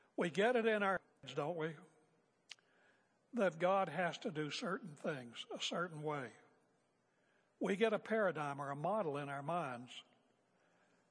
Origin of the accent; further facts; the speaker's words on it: West Virginia, United States; I'm a boy from West Virginia